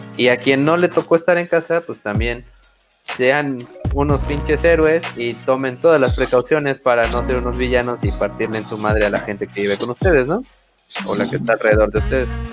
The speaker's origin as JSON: {"language": "Spanish", "country": "Mexico"}